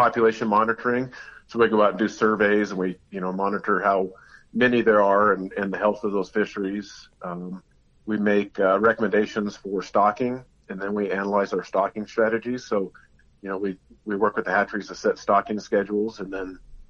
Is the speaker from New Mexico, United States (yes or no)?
yes; Raton, New Mexico, United States; I was born and raised in Raton